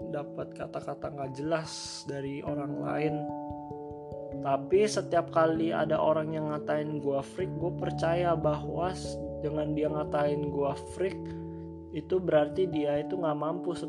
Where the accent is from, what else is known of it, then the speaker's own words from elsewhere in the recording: Jakarta, Indonesia; born there; gue lahir di Jakarta tanggal 26 Juni tahun 2000